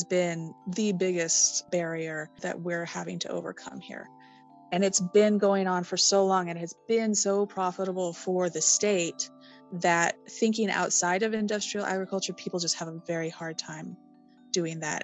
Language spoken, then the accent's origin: English; Los Angeles, California, United States; also born or lived in Washington State; now in Central Valley, United States; I've lived in the Central Valley most of my life, but I'm originally from Los Angeles